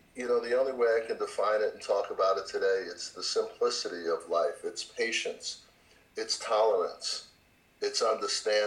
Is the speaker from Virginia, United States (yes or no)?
no; New York, United States; I came from New York.